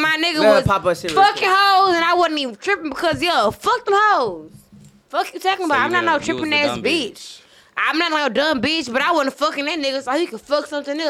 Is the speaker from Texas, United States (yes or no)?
yes; South Bank, Texas, United States; I'm from South Bank.